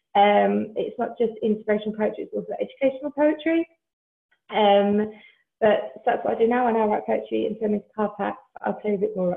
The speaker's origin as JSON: {"language": "English", "area": "Essex", "region": "East of England", "country": "United Kingdom", "moved": "as an adult", "lives_now": "South Wales, United Kingdom", "said": "I'm actually originally from Essex, but my husband and I decided to move um, to South Wales about six and a half years ago now."}